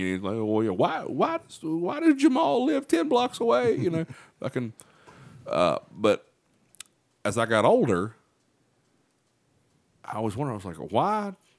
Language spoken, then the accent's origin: English; Chesapeake, West Virginia, United States; when I was growing up in Chesapeake